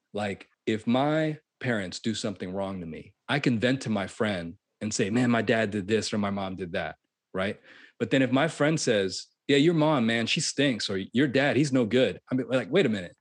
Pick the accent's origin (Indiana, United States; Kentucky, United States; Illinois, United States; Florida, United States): Florida, United States; I uh, grew up in Florida.